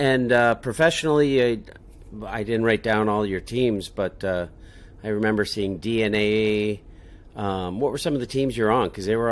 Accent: Des Moines, Iowa, United States; we're both from Des Moines

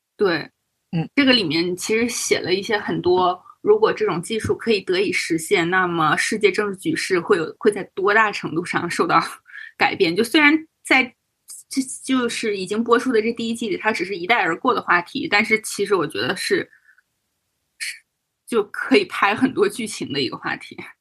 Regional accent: Northeast China, China; moved away; 为一个东北人

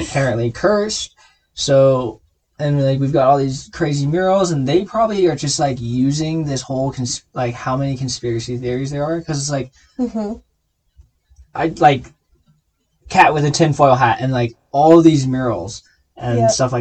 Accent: California, United States; now in Colorado, United States; I grew up in California

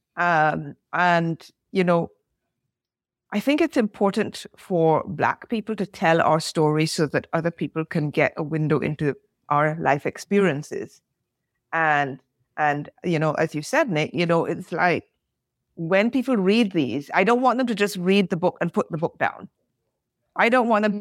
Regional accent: Barbados; moved away; also born or lived in England / France; I'm British born, grew up of Caribbean parentage, grew up in the Caribbean, lived in England, lived in France

